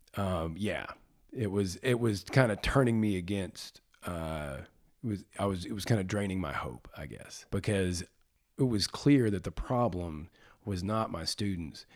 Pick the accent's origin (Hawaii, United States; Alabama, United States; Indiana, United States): Alabama, United States; Birmingham; I was born and raised, born at Saint Vincent's Hospital on the south side of Birmingham